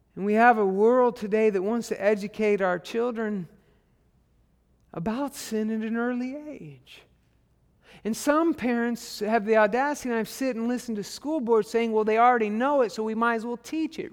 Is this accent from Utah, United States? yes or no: no; Arkansas, United States; I'm from Arkansas